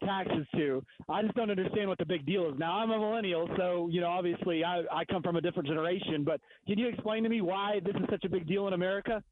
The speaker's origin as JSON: {"language": "English", "country": "United States", "said": "as an American, you know, who's never had a monarchy"}